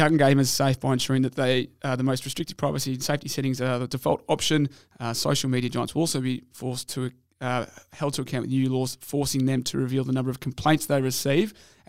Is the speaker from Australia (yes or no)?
yes; Brunswick, Victoria, Australia; Brunswick, my hometown